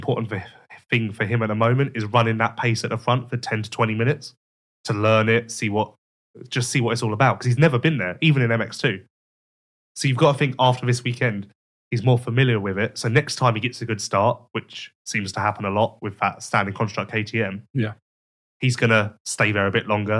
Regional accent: England, United Kingdom; I'm English

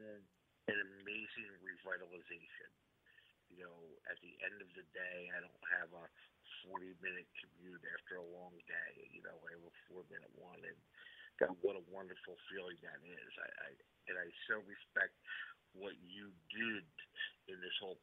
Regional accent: Lower Bucks County, Pennsylvania, United States; born or raised there

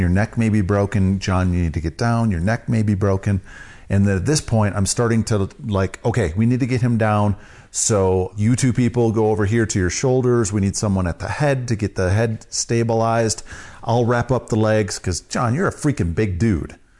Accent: Wisconsin, United States; I'm from Wisconsin

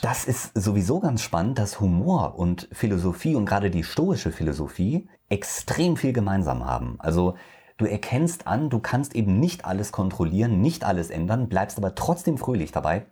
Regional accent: Hesse, Germany; moved away; ich komme aus Hessen ursprünglich

